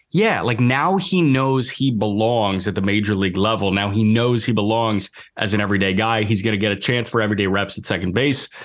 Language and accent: English; Midwest, United States; growing up in the Midwest and, like, going to Cubs games in April, going to White Sox games